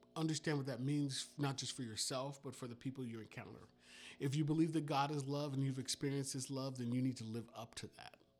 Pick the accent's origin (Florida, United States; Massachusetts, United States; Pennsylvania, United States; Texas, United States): Florida, United States; Miami; when I was a kid growing up in Miami